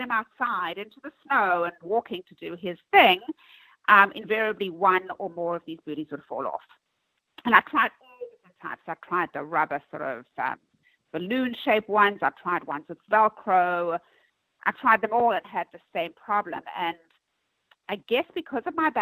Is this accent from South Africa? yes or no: yes; South Africa; moved away as an adult; also born or lived in Manhattan, New York; now in New York, United States; I'm originally from South Africa